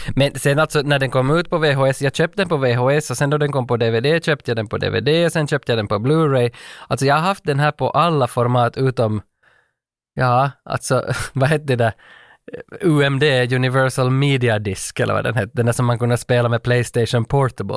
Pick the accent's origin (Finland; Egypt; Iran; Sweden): Finland; Vaasa, Ostrobothnia; hemma i Vasa